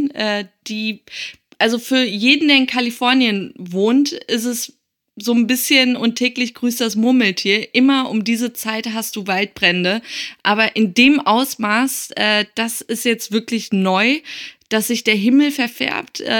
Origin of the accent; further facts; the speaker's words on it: Tehran, Tehran Province, Iran; Und ich komme zufällig aus der Stadt mit der generell schlimmsten Luft, Teheran